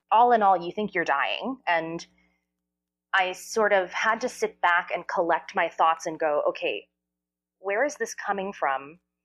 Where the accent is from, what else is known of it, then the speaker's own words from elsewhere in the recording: New Jersey, United States; I grew up in New Jersey